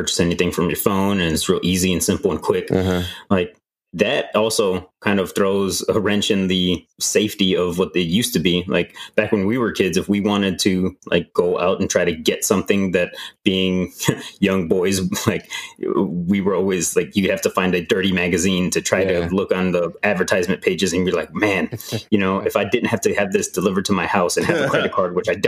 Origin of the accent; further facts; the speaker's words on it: East Chicago, Indiana, United States; I grew up in East Chicago, Indiana